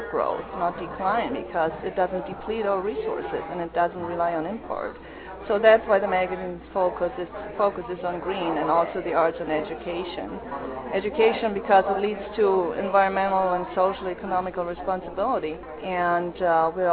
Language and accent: English; Germany; now in United States; as I grew up in Germany